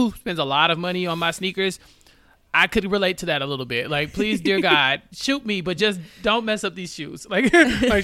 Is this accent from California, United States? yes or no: no; Houston, Texas, United States; I grew up driving in Houston